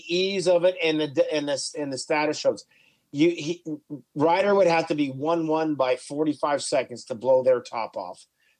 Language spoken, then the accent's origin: English; Canada; Yes, I'm Canadian